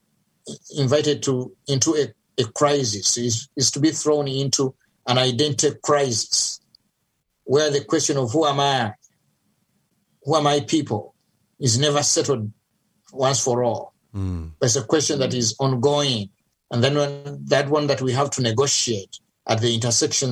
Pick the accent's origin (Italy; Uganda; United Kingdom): Uganda; now in United States; I'm from Uganda, Africa, but I live in the U.S., so I'm both African, I guess, and American.